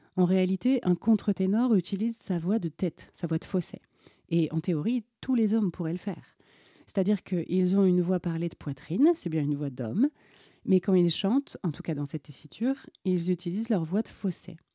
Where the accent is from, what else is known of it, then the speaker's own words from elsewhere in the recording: Alsace, Grand Est, France; pendant mon enfance en Alsace